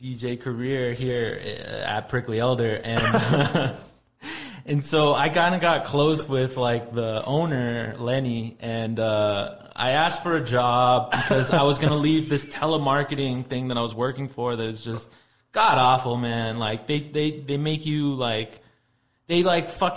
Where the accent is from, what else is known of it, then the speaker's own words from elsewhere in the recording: El Paso, Texas, United States; moved away as an adult; also born or lived in Los Angeles; I grew up in here in El Paso, but I moved out of El Paso when I was 20. Just recently moved back.